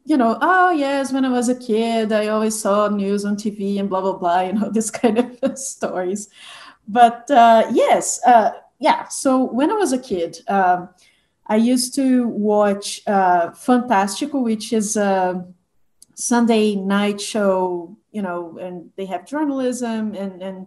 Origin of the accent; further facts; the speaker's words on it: Belo Horizonte, Minas Gerais, Brazil; I went to college in Belo Horizonte, my hometown